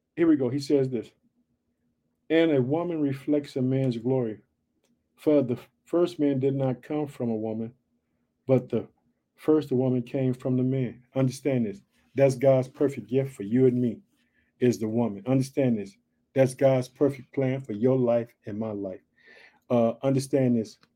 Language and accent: English; Illinois, United States; also born or lived in Chicago; Illinois, which is my home state, but I live in the city of Chicago